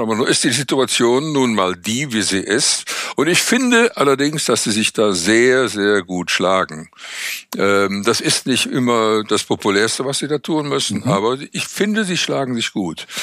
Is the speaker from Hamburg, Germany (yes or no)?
no; Cologne, North Rhine-Westphalia, Germany; Ich bin Kölner